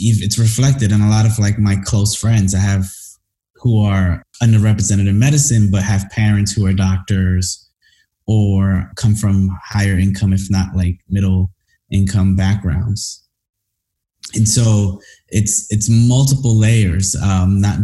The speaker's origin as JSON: {"language": "English", "town": "New York City", "region": "New York", "country": "United States", "tie": "born or raised there", "also_born_or_lived": "Washington, D.C.", "moved": "as an adult", "said": "growing up in Brooklyn was rough. I mean, I grew up in Crown Heights, Brooklyn."}